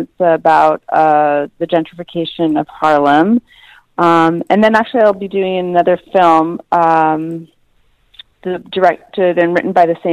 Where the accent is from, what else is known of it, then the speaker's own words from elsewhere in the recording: Canada; I grew up in Canada actually